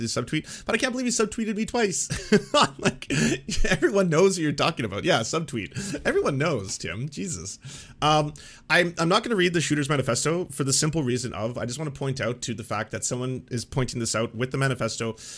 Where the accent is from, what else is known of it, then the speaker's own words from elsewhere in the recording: Canada; as a Canadian